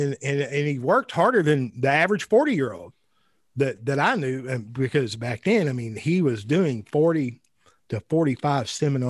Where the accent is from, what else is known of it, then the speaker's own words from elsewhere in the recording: Ireland; Well, I'm Irish as well. I don't drink.